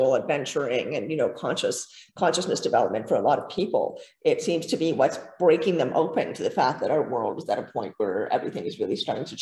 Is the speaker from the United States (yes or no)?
no; Canada; I'm Canadian